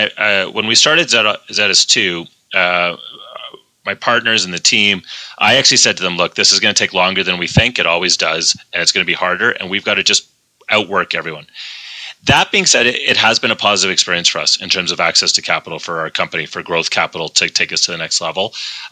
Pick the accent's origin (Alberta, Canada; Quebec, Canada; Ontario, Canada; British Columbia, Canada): Alberta, Canada; Calgary; also born or lived in Phoenix, Arizona; I'm a Calgarian